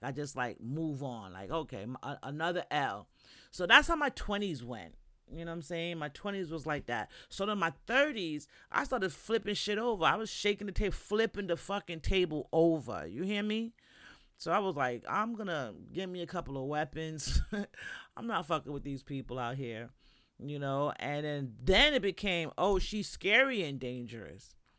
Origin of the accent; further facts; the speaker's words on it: New York, United States; moved away as an adult; now in Florida, United States; I'm from New York